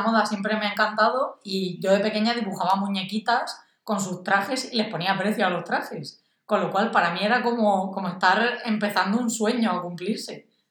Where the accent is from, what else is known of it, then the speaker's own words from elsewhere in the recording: Orihuela, Valencian Community, Spain; soy de Orihuela, una ciudad de Alicante